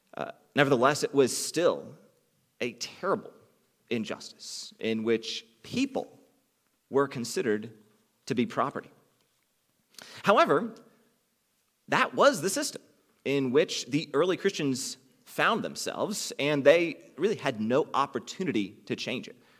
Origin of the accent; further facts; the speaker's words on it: United States; those of us f, who are from the United States